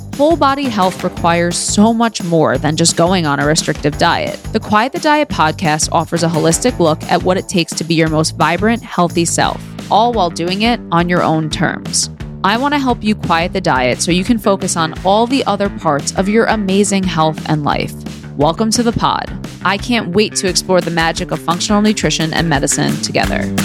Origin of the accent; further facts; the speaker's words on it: New York City, New York, United States; I was born and raised in Queens, New York, a borough girl